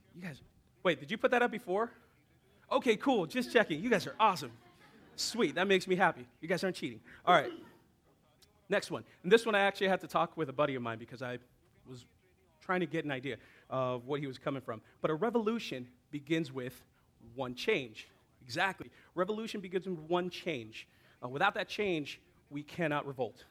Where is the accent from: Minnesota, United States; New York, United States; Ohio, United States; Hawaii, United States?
Hawaii, United States; me growing up in Hawaii